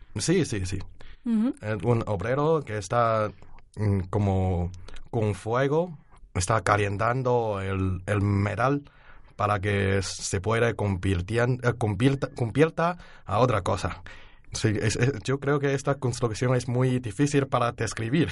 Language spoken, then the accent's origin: Spanish; Henan, China; Spanish is a second language; moved away as an adult; also born or lived in Beijing; now in Alcalá de Henares, Spain; estudio en Pekín, pero mi pueblo natal es de Henan.